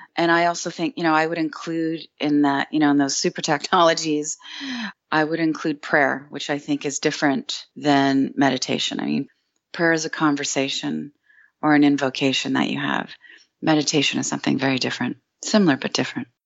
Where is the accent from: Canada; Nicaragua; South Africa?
Canada; I'm Canadian